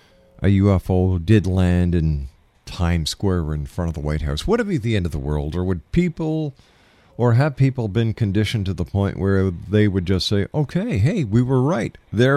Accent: Montreal, Quebec, Canada; moved away; I'm originally from Montreal, so that was just about an hour and a half drive.

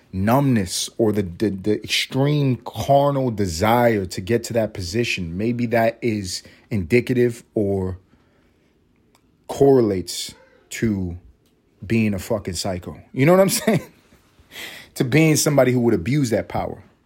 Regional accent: New York City, New York, United States; now in Atlanta, United States; I grew up in New York City

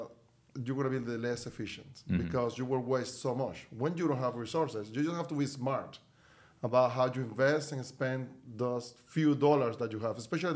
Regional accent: Venezuela; moved away as an adult; now in United States; I'm from Venezuela originally, so I moved to the U.S. 22 years ago in 2000. I was with moved with my wife. We were the first people in my family to actually move to the U.S.

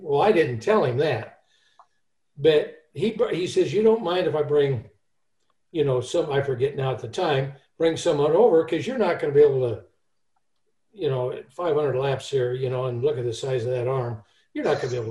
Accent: California, United States; I'm from California

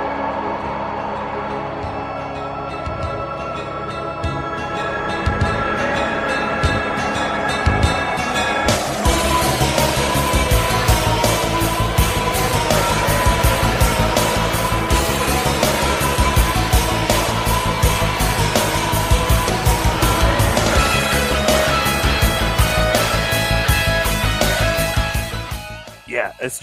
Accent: Oregon, United States; growing up in Oregon, we didn't get ECW until it was on TNN.

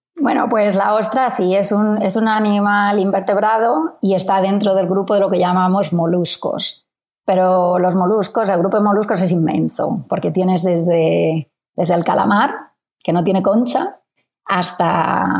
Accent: Spain; now in Australia; investigadores españoles en Australia

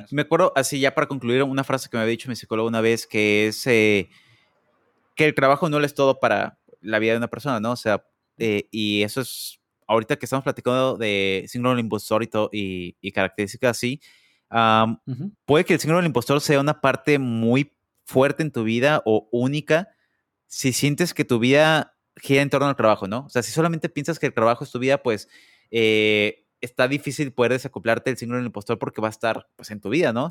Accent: Mexico; now in United States; soy el único mexicano

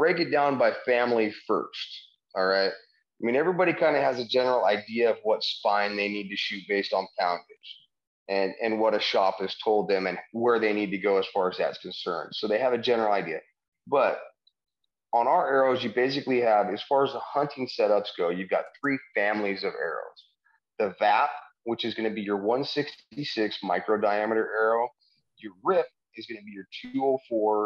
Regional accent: Wyoming, United States; moved away as an adult; also born or lived in San Diego; I'm originally from Wyoming. I grew up in the mountains hunting, fishing with my dad. Our family had a ranch up by the Devil's Tower

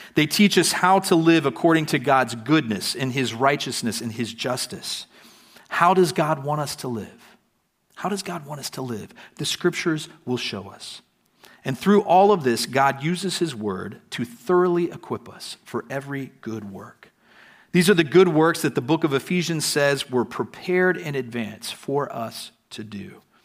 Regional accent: United States; now in Prague, Czech Republic; coming to Prague as an American

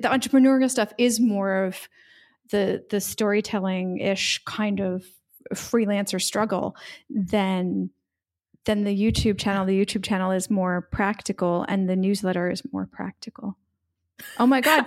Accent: United States; now in Split, Croatia; I am an American expat living in Split, Croatia

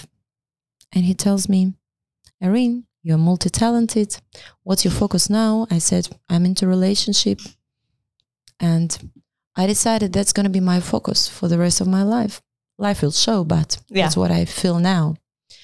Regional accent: Ukraine; English is a second language; moved away; we are proud to be Ukrainians

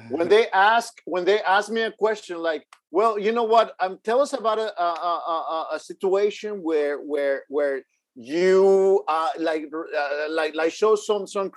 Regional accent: Houston, Texas, United States; I come from Houston, Texas

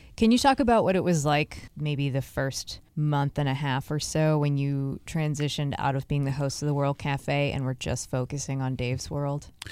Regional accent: Boston, Massachusetts, United States; moved away as an adult; also born or lived in Pittsburgh; I moved from Pittsburgh to Boston. Like, I moved back home

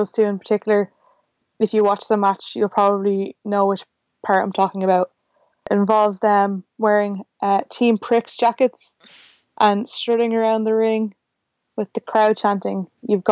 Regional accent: Dublin, Leinster, Ireland; I'm from Dublin

